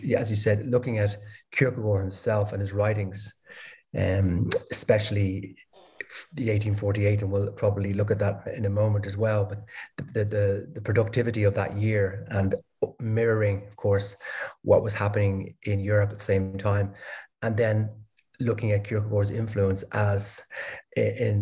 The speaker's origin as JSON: {"language": "English", "town": "Dublin", "region": "Leinster", "country": "Ireland", "also_born_or_lived": "Denmark / Copenhagen, Denmark / Berlin, Germany", "moved": "as an adult", "lives_now": "Lisbon, Portugal", "said": "I'm originally from Ireland, Dublin."}